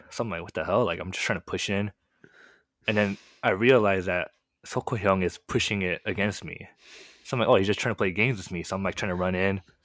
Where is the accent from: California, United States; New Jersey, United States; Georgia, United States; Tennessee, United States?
California, United States; Marietta; first language Korean; English is a second language; I was born and raised in a really small city